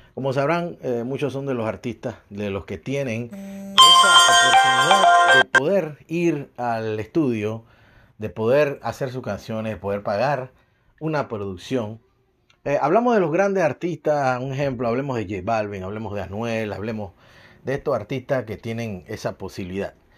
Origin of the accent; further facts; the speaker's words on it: Panama; now in Montreal, Canada; soy de Panamá